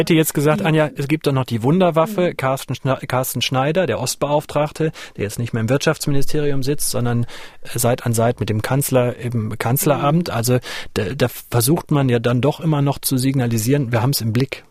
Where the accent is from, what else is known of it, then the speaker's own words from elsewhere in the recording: the East, eastern Germany, Germany; bei uns im Osten, genauer gesagt ja eher hier im Südosten